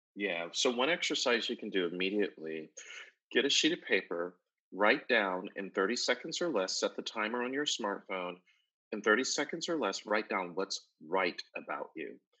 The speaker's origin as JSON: {"language": "English", "town": "Buffalo", "region": "New York", "country": "United States", "tie": "born or raised there", "also_born_or_lived": "Atlanta, Georgia", "moved": "yes", "said": "I grew up in Buffalo, New York, lived in Atlanta, Georgia for a number of years"}